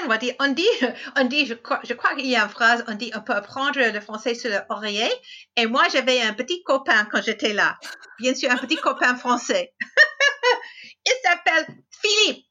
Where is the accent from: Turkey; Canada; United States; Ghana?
United States; French is a second language; also born or lived in France; Je suis américaine. Euh, j'habite dans l'État de Washington